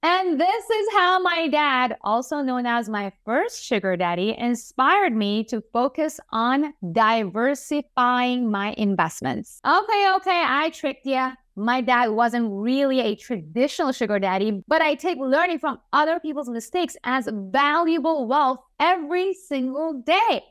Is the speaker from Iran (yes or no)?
yes; Iran; I was born and raised in Iran to a Jewish family